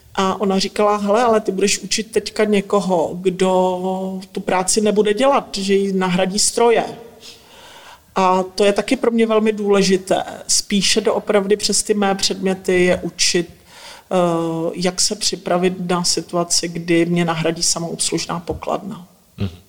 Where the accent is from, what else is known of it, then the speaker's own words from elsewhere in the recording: Northern Moravia, Czechia; pocházím ze Severní Moravy